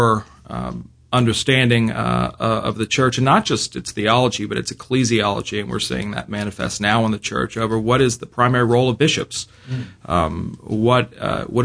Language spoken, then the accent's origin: English; Virginia, United States; now in Birmingham, United States; I grew up in Virginia